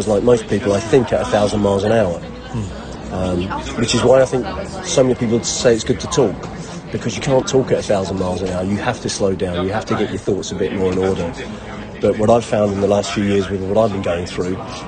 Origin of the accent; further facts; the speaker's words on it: Brighton, South East England, United Kingdom; also born or lived in Walthamstow, London; I was born in London, but my mum and dad had an acrimonious split, and so to get away from him, my mum moved to the south coast when I was even a year old. So, Brighton feels like home to me